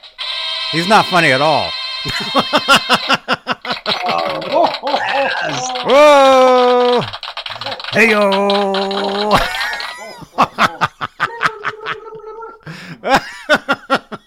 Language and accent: English; Nebraska, United States; moved away; I grew up partly in Nebraska